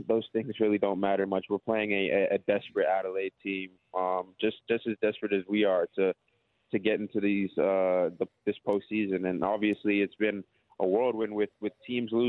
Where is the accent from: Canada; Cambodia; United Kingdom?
Canada; Toronto, Ontario; now in Melbourne, Australia; I'm from Toronto, Canada